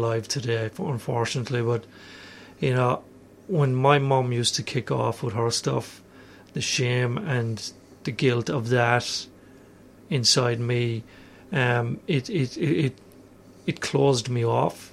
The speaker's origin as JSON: {"language": "English", "country": "Ireland", "also_born_or_lived": "Melbourne, Australia", "moved": "as an adult", "lives_now": "Australia", "said": "I'm Irish. I moved here 12 years ago"}